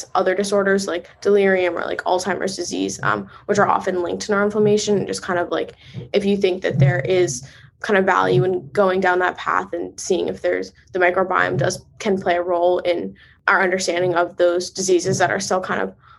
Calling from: Boston, Massachusetts, United States; I'm calling in from Boston

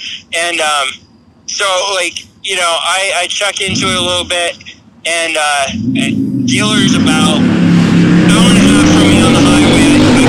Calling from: Lebanon, Pennsylvania, United States; I came from Lebanon, PA, which is out in the eastern side. It's near Hershey, PA, actually. I'm about 30 minutes down the road from Hershey.

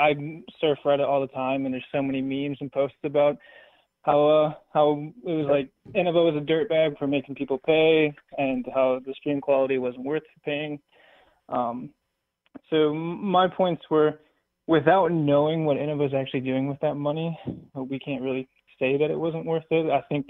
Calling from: Wisconsin, United States; from Wisconsin.

